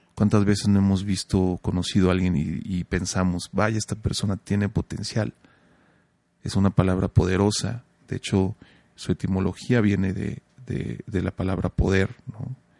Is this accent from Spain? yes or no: no; Mexico; como mexicanos